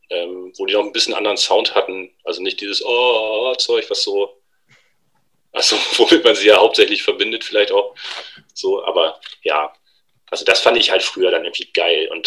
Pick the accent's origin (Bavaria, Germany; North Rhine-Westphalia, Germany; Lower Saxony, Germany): Lower Saxony, Germany; Varel; Ähm, das ist eine kleine Stadt, die nennt sich Farel. Äh, die liegt zwischen Oldenburg und Wilhelmshaven. Ziemlich genau in der Mitte am Jadebusen.